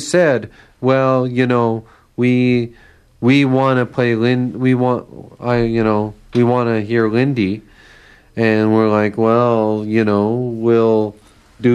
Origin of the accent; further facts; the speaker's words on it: Winnipeg, Manitoba, Canada; I grew up in Winnipeg